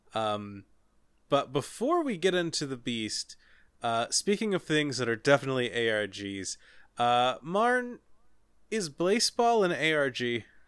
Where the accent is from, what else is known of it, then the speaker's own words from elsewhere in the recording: Cincinnati, Ohio, United States; I'm from Cincinnati